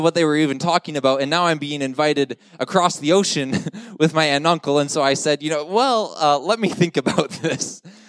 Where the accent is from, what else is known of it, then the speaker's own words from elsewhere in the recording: Ottawa, Ontario, Canada; moved away as an adult; now in Stockholm, Sweden; I'm just from Ottawa, Ontario, 5 hours up the road